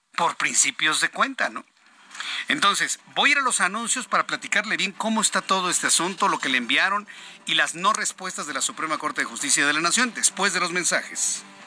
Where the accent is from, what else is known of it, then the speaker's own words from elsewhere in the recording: Mexico; como mexicanos